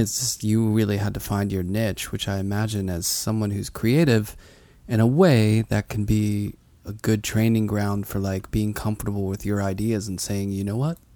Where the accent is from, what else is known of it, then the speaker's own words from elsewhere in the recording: Pittsburgh, Pennsylvania, United States; now in New York, United States; when I grew up in Pittsburgh